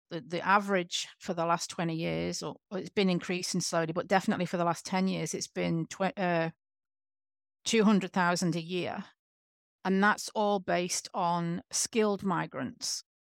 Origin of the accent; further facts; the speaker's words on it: England, United Kingdom; now in Western Australia, Australia; I'm from England